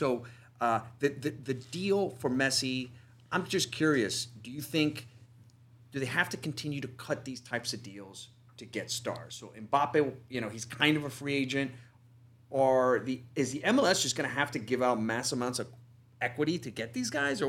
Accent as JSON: {"language": "English", "country": "United States", "said": "as an American sports fan"}